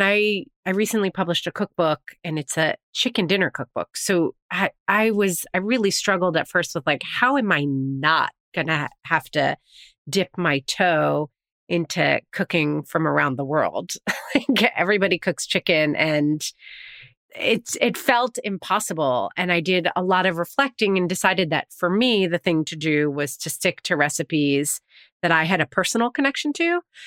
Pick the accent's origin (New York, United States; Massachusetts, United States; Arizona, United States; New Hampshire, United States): New York, United States; Yes. I am from New York. That is true. It's hard to have a family of four here.